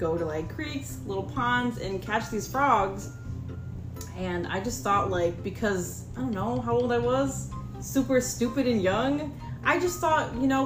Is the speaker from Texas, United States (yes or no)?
no; Michigan, United States; I grew up in Michigan